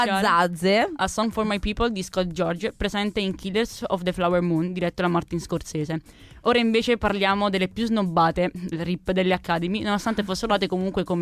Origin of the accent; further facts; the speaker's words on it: Abruzzo, Italy; sono abruzzese anche